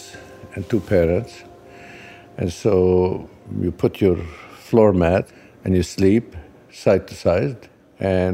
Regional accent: Lebanon; moved away as an adult; also born or lived in Syracuse / Tennessee; now in United States; This is where I grew up. I was there this past year

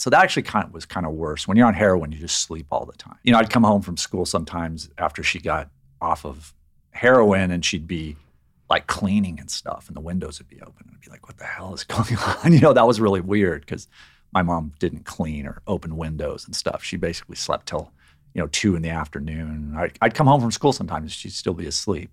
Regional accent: Riverside, California, United States; I grew up in Riverside, California, which is on the, in the Inland Empire in, here in California, in Southern California.

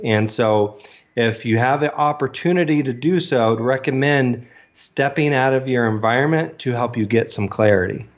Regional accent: Virginia, United States; moved away as an adult; also born or lived in Vail, Colorado / North Carolina / Dallas, Texas; now in Denver, United States; I grew up in Virginia

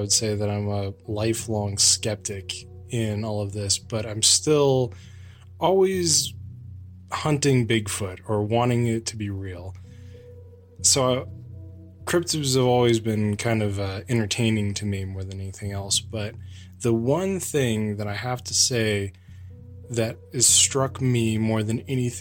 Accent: Lake Arrowhead, California, United States; moved away; I grew up in Lake Arrowhead in the San Bernardino Mountains

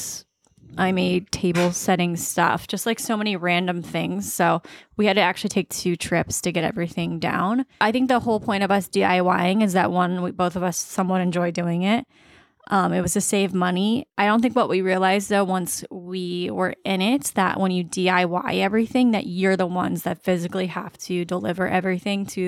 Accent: Virginia Beach, Virginia, United States; I'm from Virginia Beach

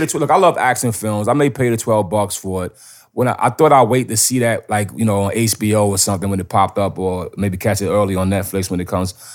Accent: New York, United States; I'm from New York

